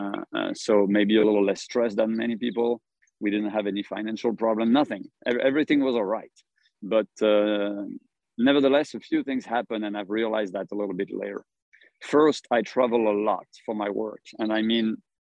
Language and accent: English; Paris, Île-de-France, France; moved away as an adult; also born or lived in Singapore; now in South Carolina, United States; I'm from Paris.